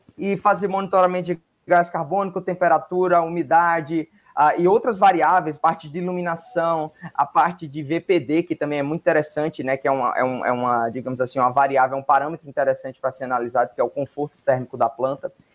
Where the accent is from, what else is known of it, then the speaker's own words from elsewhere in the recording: Northeast Region, Brazil; Eu sou do Nordeste